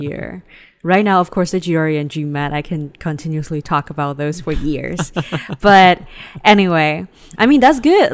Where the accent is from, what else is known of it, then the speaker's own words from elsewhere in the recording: Shanghai, China; also born or lived in Ningbo; I grew up in Shanghai